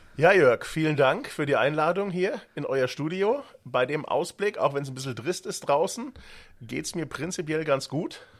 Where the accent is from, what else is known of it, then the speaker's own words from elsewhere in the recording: Frankfurt region, Hesse, Germany; accent: local dialect (Hessian); Ich komme ja hier auch aus der Region, wie man es vielleicht hört, an der ja, Mundart